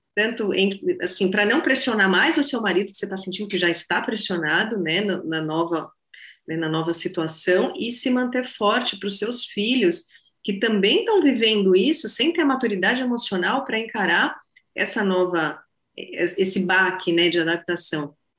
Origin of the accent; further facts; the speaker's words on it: São Paulo, Brazil; moved away as an adult; eu sou de São Paulo, eu moro, morei em São Paulo minha vida inteira